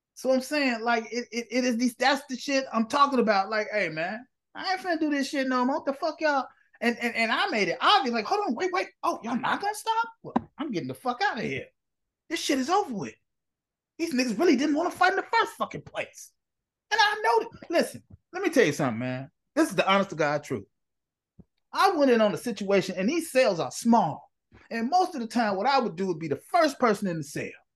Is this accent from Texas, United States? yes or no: no; Chicago, Illinois, United States; I'm from Inglewood. I'm from the neighborhood that people most fear in the city of Chicago along with the West Side.